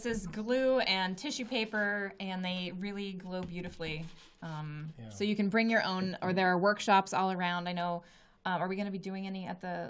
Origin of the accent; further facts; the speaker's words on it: West Coast, United States; now in Medford, United States; I grew up on the West Coast.